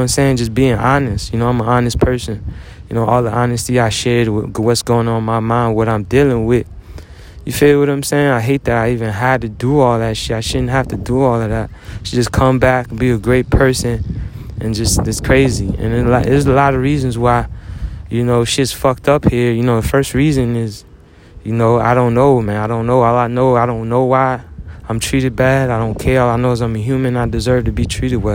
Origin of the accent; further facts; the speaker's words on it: United States; just being in America, being an American, being a veteran.